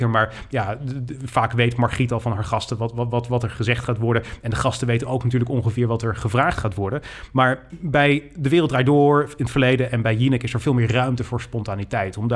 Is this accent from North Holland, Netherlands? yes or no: no; North Brabant, Netherlands; Ik kom uit Brabant, jij niet.